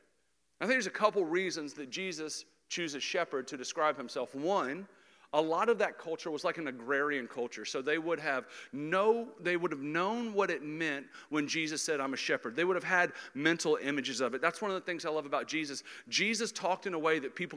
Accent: Jacksonville, Florida, United States; I grew up in Jacksonville, Florida

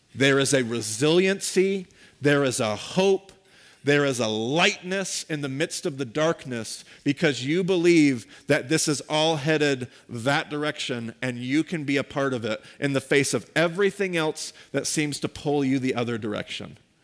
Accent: United States; We as American Christians

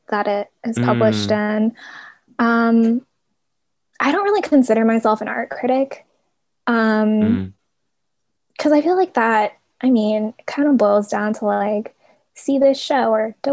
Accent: Portland, United States; I grew up in Portland

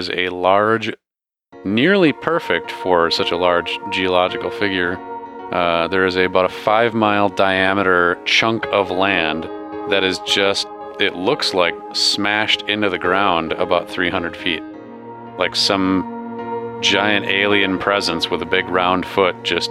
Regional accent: United States; I'm an American

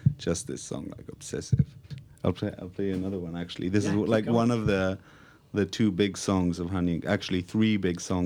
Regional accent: Israel; now in London, United Kingdom

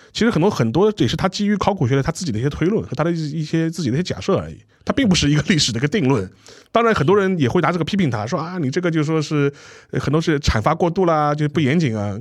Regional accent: China; 我们中国人

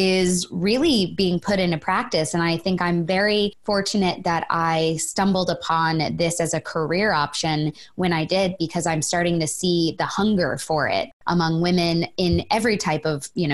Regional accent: Florida, United States; moved away as an adult; now in Los Angeles, United States; I'm born and raised in Florida and moved out to Los Angeles about 8 years ago

